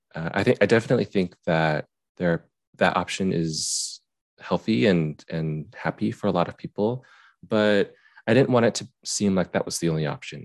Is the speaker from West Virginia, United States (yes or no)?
no; Utah, United States; I grew up in Utah